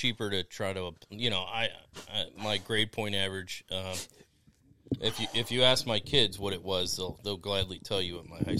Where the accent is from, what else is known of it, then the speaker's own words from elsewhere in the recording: Detroit, Michigan, United States; I was born in Detroit.